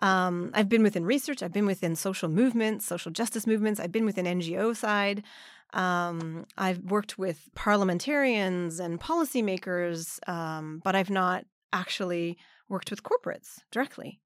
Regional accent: Vancouver suburbs, British Columbia, Canada; first language English; moved away as an adult; also born or lived in Montreal, Canada; now in Nagano, Japan; I'm originally from Canada, from the suburbs of Vancouver.

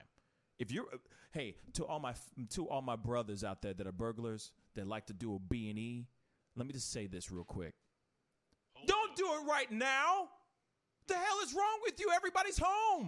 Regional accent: St. Louis, Missouri, United States; We're from the Loop, and we're proud.

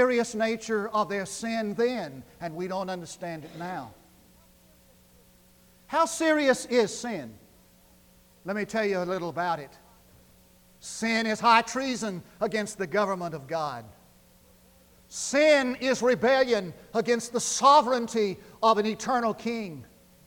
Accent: Munday, Texas, United States; I grew up in West Texas, 8 miles from town, the big city of Mundy.

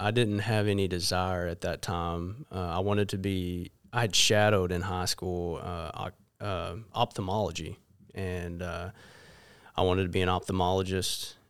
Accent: Jonesboro, Arkansas, United States; I was born and raised in Jonesboro, and, uh, been there really ever since

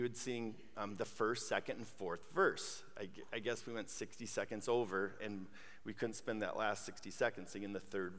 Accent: Brooklyn Park, Minnesota, United States; I grew up in Brooklyn Park, it was a typical suburb back in the 70s, when I grew up.

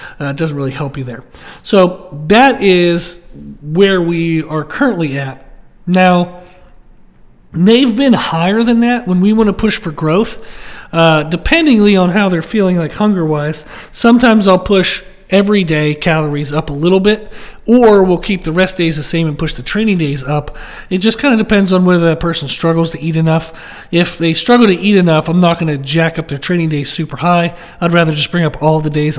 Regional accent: United States

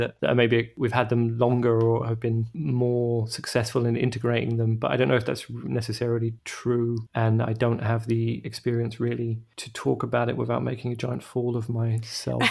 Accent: England, United Kingdom; moved away as an adult; now in Germany; as an English person

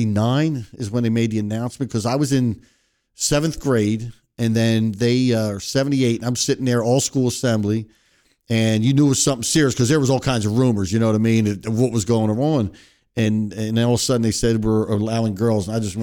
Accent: Philadelphia, Pennsylvania, United States; Philadelphia. Great city of Philadelphia.

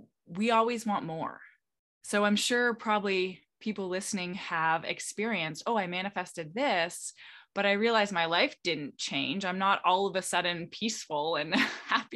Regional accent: Canada; now in Florida, United States; I'm originally Canadian. I live in Florida right now

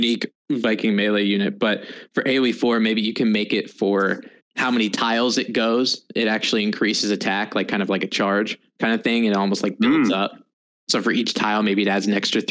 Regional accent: United States; as an American, everybody plays FPS games. So that's what I did a lot in grade school

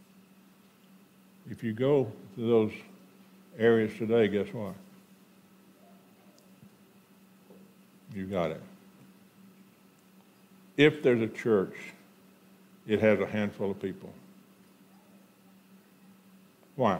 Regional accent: Houston, Texas, United States; also born or lived in Conroe, Texas; when I was 12, we moved from Houston, Texas to Conroe, Texas

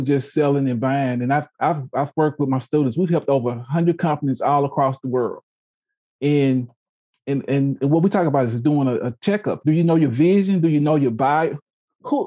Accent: Louisiana, United States; now in Oklahoma, United States; I'm from Louisiana, roots Southern University

